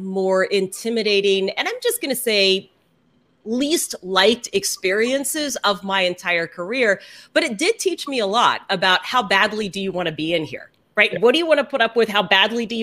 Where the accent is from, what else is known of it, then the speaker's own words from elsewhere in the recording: Houston, Texas, United States; moved away as an adult; also born or lived in Dallas; now in Seattle, United States; I grew up in Houston